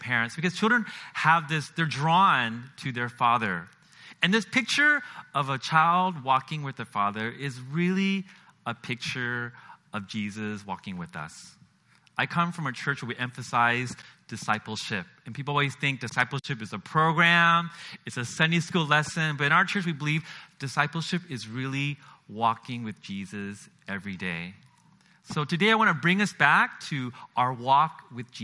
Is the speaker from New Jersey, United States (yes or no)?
no; Seattle, Washington, United States; moved away as an adult; also born or lived in China / Singapore; I grew up in Seattle, Washington